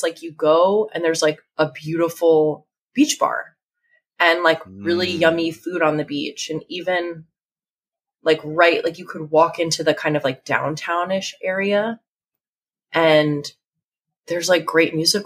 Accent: Asbury Park, New Jersey, United States; I'm from the Jersey Shore. So like, you know, sort of like Asbury Park area

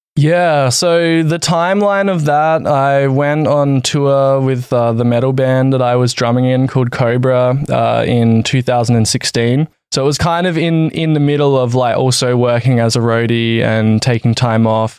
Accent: Adelaide, South Australia, Australia; moved away as an adult; also born or lived in Valencia, Spain; I'm from Adelaide, Australia

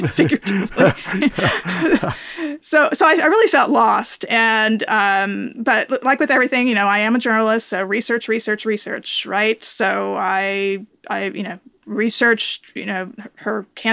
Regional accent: California, United States; now in Atlanta, United States; I was born and raised in California

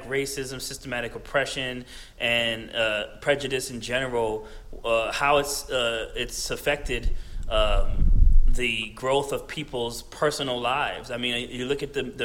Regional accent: New Jersey, United States; moved away; I'm from New Jersey

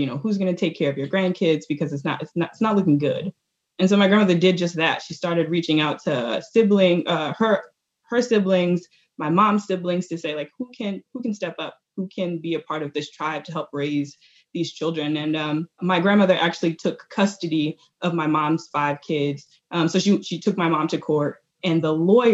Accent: Washington, District of Columbia, United States; I was born in Washington, D.C.

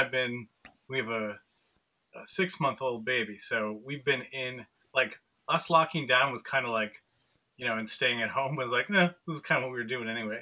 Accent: Wausau, Wisconsin, United States; moved away as an adult; also born or lived in Eau Claire, Wisconsin; now in Chicago, United States; It's very close to Wausau, so Wausau's nice. A little town where I grew up

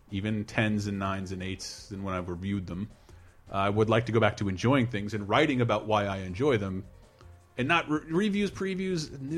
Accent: Florida, United States; moved away; I'm from. I grew up. Florida.

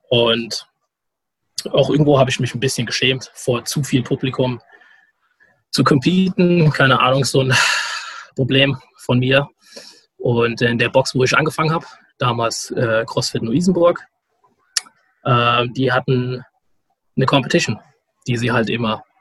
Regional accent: Frankfurt, Hesse, Germany; oder auch Hanau nicht kennen. Und deswegen sage ich meistens, ich komme aus Raum Frankfurt, also Frankfurt am Main.

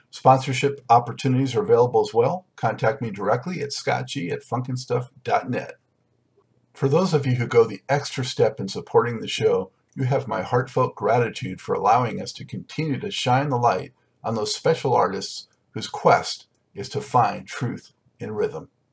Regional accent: Los Angeles, California, United States; now in Charlotte, United States; originally from Los Angeles

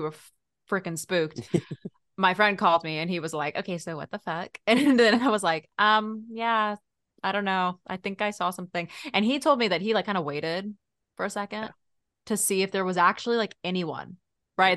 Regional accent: Texas, United States; now in California, United States; I grew up there

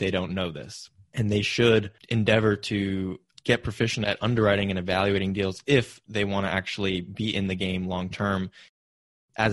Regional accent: Silicon Valley, California, United States; growing up in Silicon Valley, my parents pushed me to go into tech

